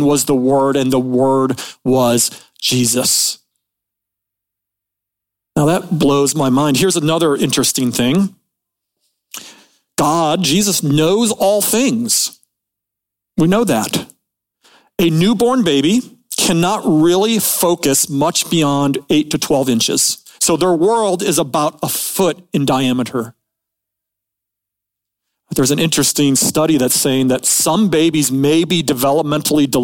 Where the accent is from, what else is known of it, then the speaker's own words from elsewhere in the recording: Midwest, United States; I was born in the Midwest